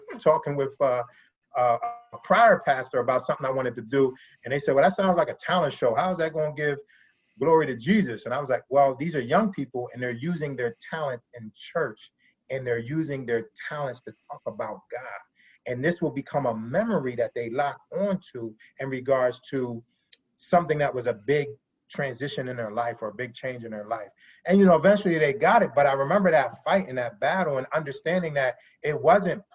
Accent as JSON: {"language": "English", "region": "Pennsylvania", "country": "United States", "also_born_or_lived": "DMV (DC-Maryland-Virginia area)", "moved": "yes", "said": "I'm from Pennsylvania originally"}